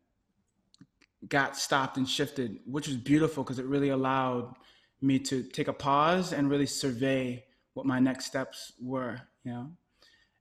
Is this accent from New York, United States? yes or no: yes; New York City, New York, United States; moved away as an adult; now in Los Angeles, United States; I am from Brooklyn, New York, and now I live in Los Angeles